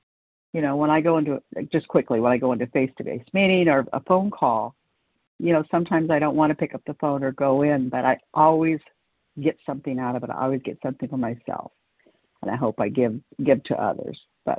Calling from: California, United States; … in California.

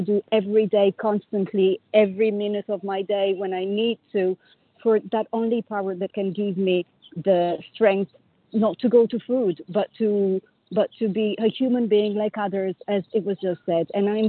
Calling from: Paris, Île-de-France, France; I'm calling from Paris.

